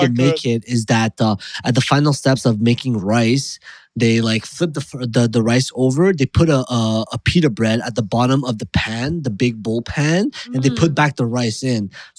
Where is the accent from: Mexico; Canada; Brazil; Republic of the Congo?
Canada; I was born in Canada, bro.